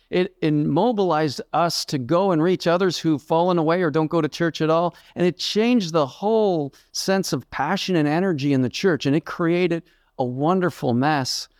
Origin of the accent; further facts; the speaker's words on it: Halifax, Nova Scotia, Canada; I grew up in Halifax, Nova Scotia, Canada